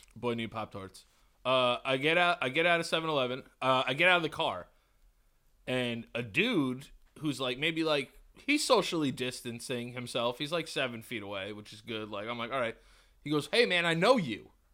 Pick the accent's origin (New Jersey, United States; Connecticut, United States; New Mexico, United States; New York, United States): New York, United States; I'm from New York.